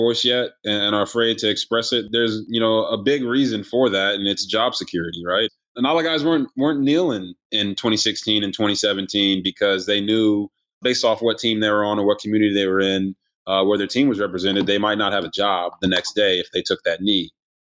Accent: Copper Cove, Texas, United States; also born or lived in Japan / Washington State / New Orleans / South Carolina; So I was born in Japan, moved around a bunch, lived in Washington State, New Orleans, Louisiana, South Carolina, and then finally settled in Texas, in Copper Cove, Texas.

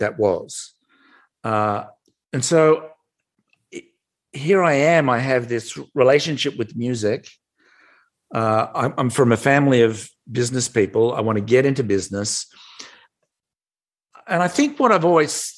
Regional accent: Melbourne, Victoria, Australia; moved away as an adult; now in United States; I'm from Melbourne, Australia. I live in the US now. I've been here for nearly 30 years, but born and raised in Australia.

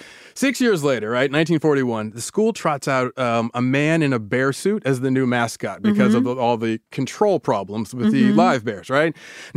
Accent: Davis, California, United States; growing up in Davis

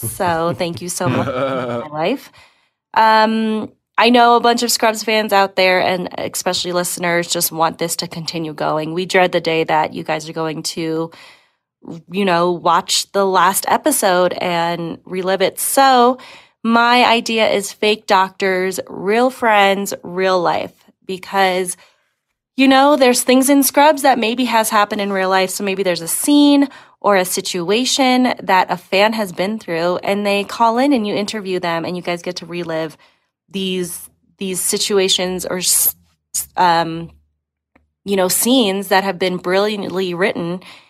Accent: Denver, Colorado, United States; I'm from Denver, Colorado.

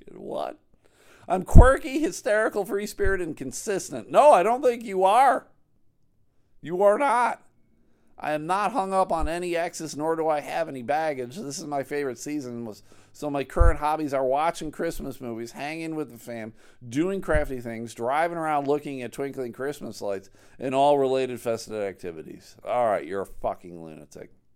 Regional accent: Buffalo, New York, United States; now in Grand Rapids, United States; I'm from Buffalo originally.

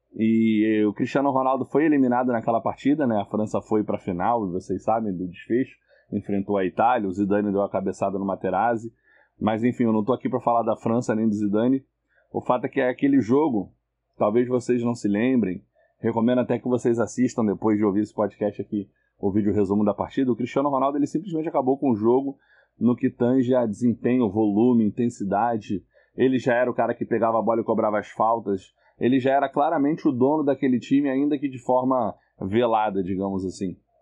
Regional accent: Rio de Janeiro, Brazil; eu sou do Rio de Janeiro

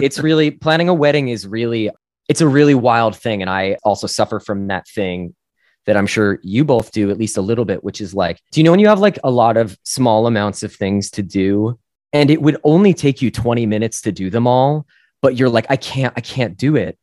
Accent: northern New Jersey, United States; I grew up in New Jersey, uh, northern, nor, northern, northern New Jersey, to be specific.

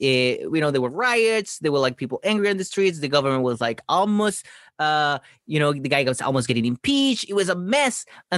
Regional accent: Chile; moved away as an adult; now in United States; Yes, I'm from Chile.

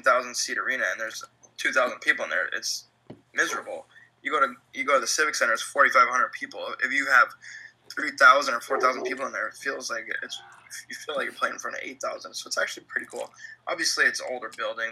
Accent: California, United States; moved away as an adult; also born or lived in Glens Falls, New York; I am from California

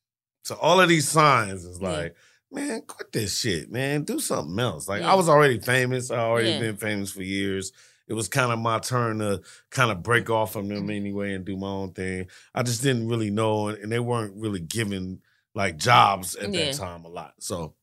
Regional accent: Hollywood, California, United States; You know, I was raised in Hollywood.

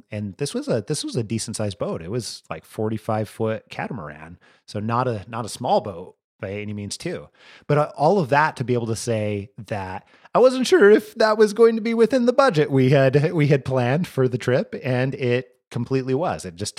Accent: Idaho, United States; you and I have talked where I'm from Northern Idaho, you know, and I'm no stranger to mountains, right?

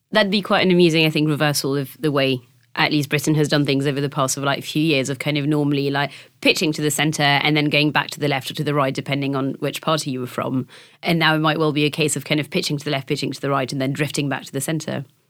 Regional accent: France; moved away; my hometown is not, um, which, which is, I, I think the easiest and quickest way to explain, uh, not is that it's basically the French Bristol

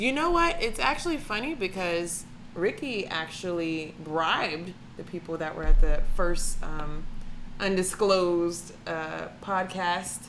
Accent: Atlanta, Georgia, United States; now in Cleveland, United States; I'm from Atlanta, Georgia

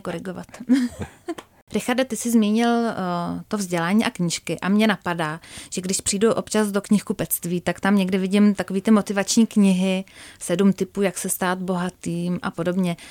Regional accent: Czechia; jako Češi

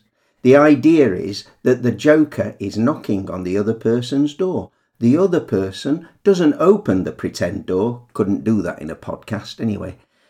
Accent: northern England, United Kingdom; accent: northern; with my northern accent, hatch who becomes achoo, which is the sound that we English people make when we sneeze.

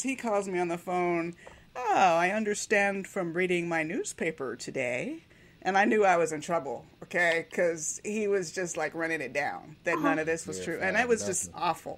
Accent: Miami, Florida, United States; I grew up in Miami

